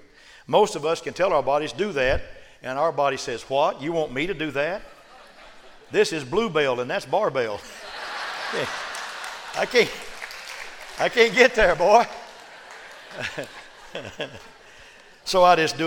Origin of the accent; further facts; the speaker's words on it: United States; I'm an American